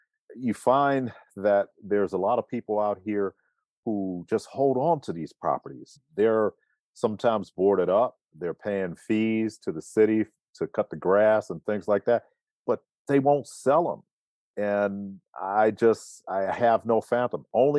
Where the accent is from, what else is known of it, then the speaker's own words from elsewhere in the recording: Cleveland, Ohio, United States; also born or lived in New York / Charlottesville; now in High Point, United States; Cleveland, Ohio, New York, Charlottesville, Virginia, and now High Point, North Carolina. Been here for the last 22 years.